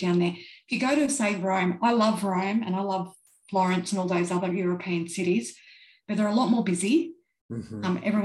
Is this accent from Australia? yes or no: yes; Australia; accent: Australian; for me as an Australian, as you can tell by my accent